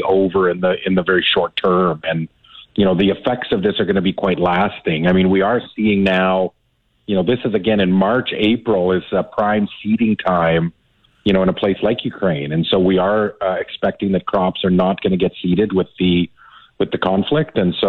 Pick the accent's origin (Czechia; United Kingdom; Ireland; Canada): Canada; Davidson, Saskatchewan; I grew up in Davidson over the years